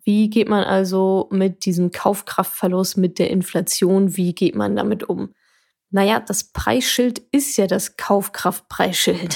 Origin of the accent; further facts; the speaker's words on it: Ruhr area, North Rhine-Westphalia, Germany; ich komme aus dem Ruhrgebiet